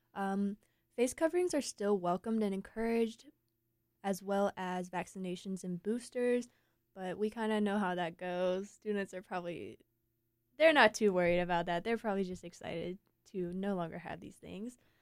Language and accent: English; Eaton, North Carolina, United States; now in Raleigh, United States; I'm from Eaton. It's a lot flatter, a lot more rural